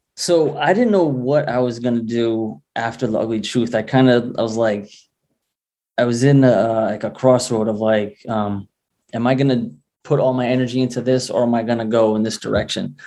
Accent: Rhode Island, United States; Rhode Island's a working class state.

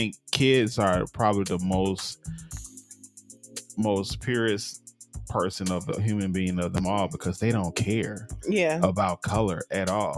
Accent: Mississippi, United States; I grew up in Mississippi

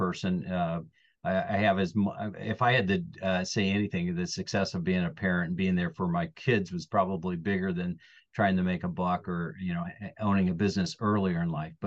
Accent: northern Indiana, United States; I am a born Hoosier, so I'm from Indiana. I'm originally from northern India, up by Chicago, about 45 minutes south of South Bend or Notre Dame

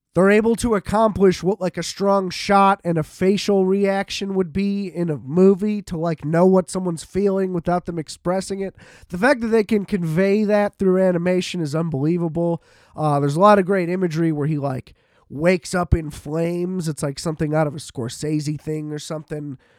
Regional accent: United States; as an American

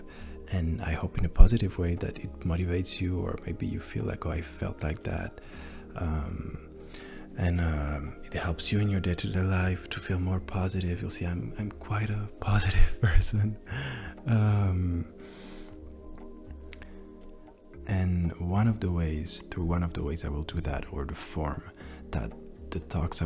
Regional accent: France; English is a second language; even though I was born in France. I always lived my whole life in France

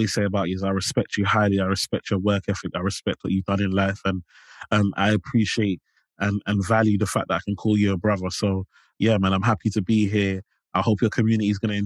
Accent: London, United Kingdom; I grew up in Limehouse.

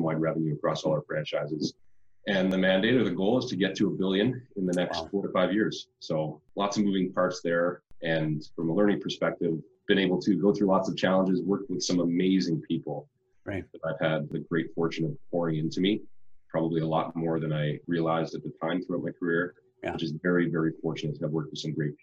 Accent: Winnipeg, Manitoba, Canada; moved away as an adult; now in British Columbia, Canada; born and raised in Winnipeg, moved out to BC to move into a role around 2001

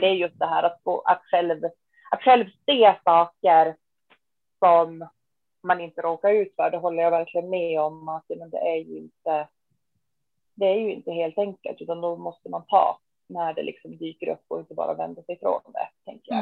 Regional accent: Västerbotten County, Sweden; född och uppvuxen i Västerbotten och bor fortfarande här i östra Västerbotten

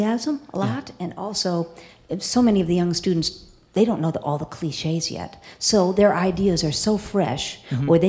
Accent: Madison, Wisconsin, United States; moved away as an adult; also born or lived in Milwaukee, Wisconsin / Chicago, Illinois; now in Lincoln, United States; I'm from Wisconsin

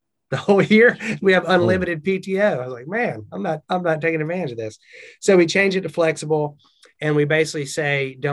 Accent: the South, Southern United States, United States; accent: Southern; That was my Southern accent right there.

